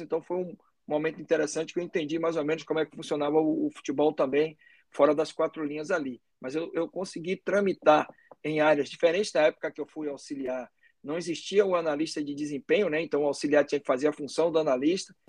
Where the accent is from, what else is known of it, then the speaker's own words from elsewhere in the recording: Salvador, Bahia, Brazil; eu sou daqui de Salvador